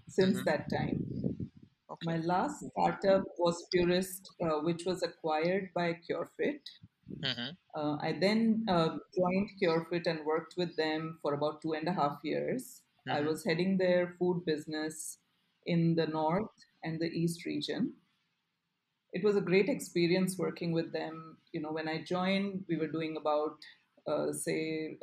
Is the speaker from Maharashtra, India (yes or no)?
no; Ahmedabad, Gujarat, India; I grew up in Ahmedabad